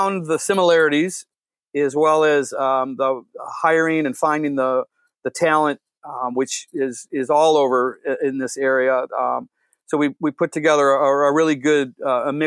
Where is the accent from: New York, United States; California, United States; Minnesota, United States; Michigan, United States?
Michigan, United States; Detroit; we grew up in Southwest Detroit in the Holy Redeemer and St. Hedwig area over by Clark Park